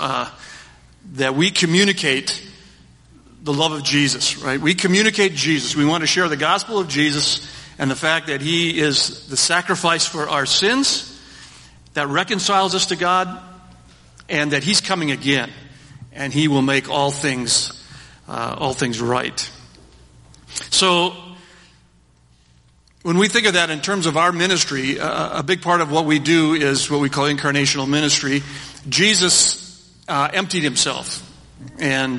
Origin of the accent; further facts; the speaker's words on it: Minnesota, United States; also born or lived in Philippines; I grew up in the church here